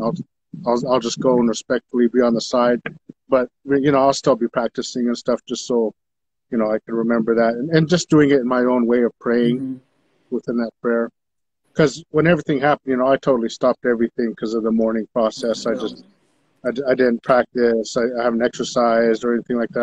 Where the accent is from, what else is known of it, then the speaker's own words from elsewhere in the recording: Taos Pueblo, New Mexico, United States; I'm from Taos Pueblo, my father being from Taos Pueblo